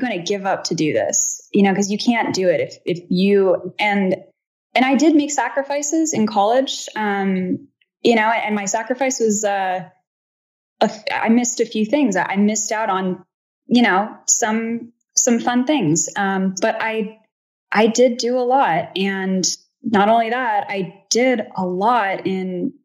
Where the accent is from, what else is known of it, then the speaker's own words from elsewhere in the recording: California, United States; I'm from California